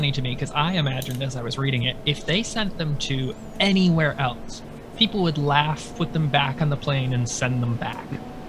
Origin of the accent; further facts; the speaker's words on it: New England, United States; I was born and raised in New England. And as someone born and raised in New England